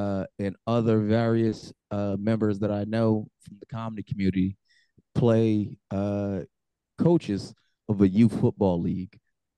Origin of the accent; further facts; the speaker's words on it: United States; as an American